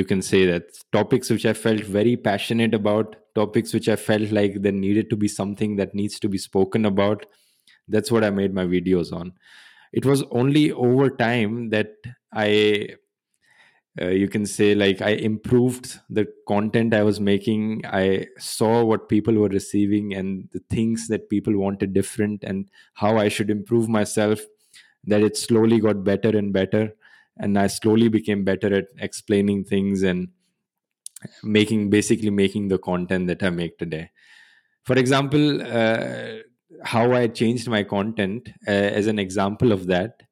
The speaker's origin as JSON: {"language": "English", "region": "Haryana", "country": "India", "tie": "born or raised there", "also_born_or_lived": "Germany", "moved": "as an adult", "said": "I was born in Haryana. And I grew up there also. And until the age of 17, till I did my high school, I moved to Germany for doing my bachelor's"}